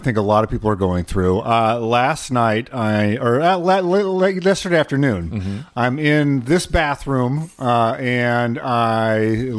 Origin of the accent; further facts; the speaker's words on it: Pacific Northwest, United States; growing up in the Great Pacific Northwest